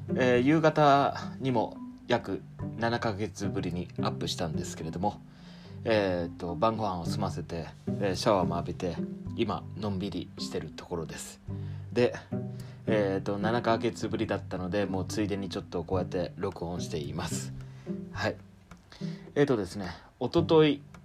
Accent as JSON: {"language": "Japanese", "region": "rural Fukuoka", "country": "Japan", "tie": "born or raised there", "moved": "as an adult", "lives_now": "Kanto, Japan", "said": "福岡市の田舎にいてでそこから、えーと、と高校卒業とともに"}